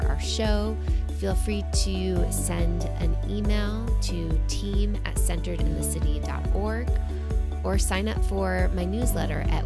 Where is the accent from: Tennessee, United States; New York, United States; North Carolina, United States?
New York, United States; New York City; moved away; growing up in New York City